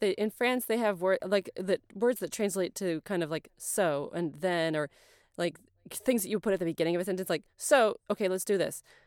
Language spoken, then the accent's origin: English; United States; I'm American